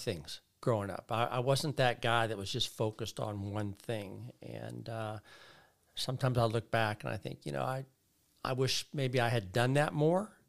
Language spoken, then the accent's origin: English; Bethel Park, Pennsylvania, United States; moved away as an adult; also born or lived in West Virginia; now in Fullerton, United States; born in West Virginia, uh, uh, grew up there as a young boy and then moved to Pittsburgh, Pennsylvania